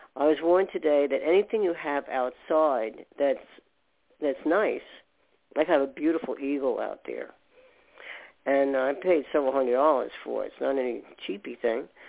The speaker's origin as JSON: {"language": "English", "region": "New York", "country": "United States", "tie": "born or raised there", "said": "I was born in New York"}